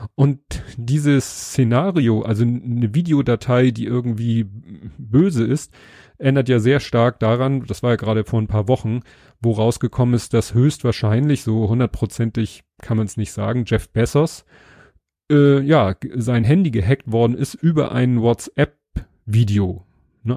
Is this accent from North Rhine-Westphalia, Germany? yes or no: no; Hamburg, Germany; was ich als Hamburger kenne